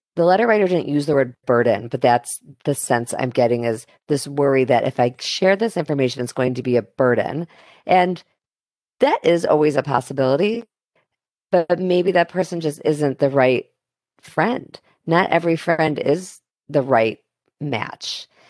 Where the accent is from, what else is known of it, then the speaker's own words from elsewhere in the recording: Chicago, Illinois, United States; Chicago, which is my hometown